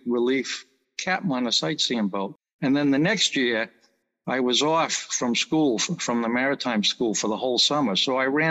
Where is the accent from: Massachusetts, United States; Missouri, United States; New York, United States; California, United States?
Massachusetts, United States; Hyannis; I was born in November 1951 in Hyannis on Cape Cod, and grew up on the Cape all my life